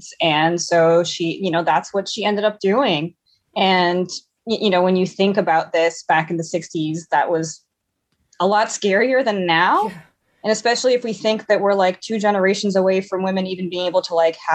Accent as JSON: {"language": "English", "region": "São Paulo", "country": "Brazil", "tie": "born or raised there", "moved": "as an adult", "lives_now": "Salem, United States", "said": "I'm actually originally from Brazil"}